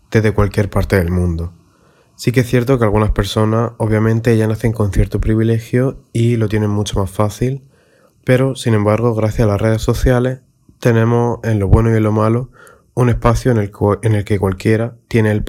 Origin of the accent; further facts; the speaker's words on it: Jaén, Andalusia, Spain; soy de Jaén, en España. Tengo 19 años y actualmente estoy estudiando ilustración.